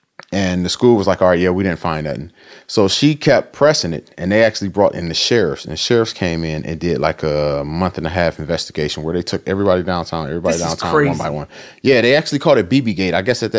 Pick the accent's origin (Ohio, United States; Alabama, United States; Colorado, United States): Ohio, United States; Akron; Akron. I'm from Akron.